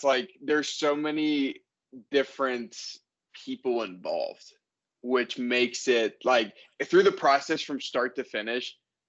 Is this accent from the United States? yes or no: yes; Pittsburgh, Pennsylvania, United States; now in Denver, United States; we're from Pittsburgh